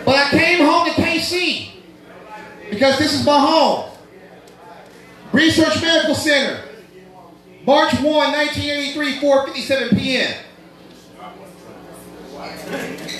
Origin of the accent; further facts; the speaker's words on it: Kansas City, United States; also born or lived in Johnson County, Kansas; Kansas City's my hometown. I don't give a fuck if I do live in Johnson County